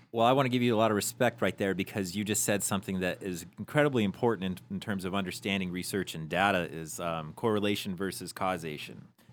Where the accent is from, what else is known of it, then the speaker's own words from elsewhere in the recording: Peoria, Arizona, United States; we came from Peoria, Arizona